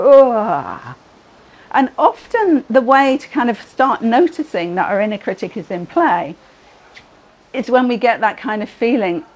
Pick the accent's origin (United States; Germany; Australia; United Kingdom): United Kingdom; we're all British